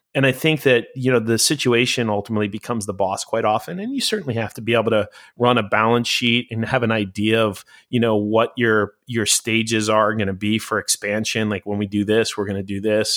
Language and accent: English; New York, United States; now in Los Angeles, United States; when I moved to Los Angeles, I'm, I'm originally a New Yorker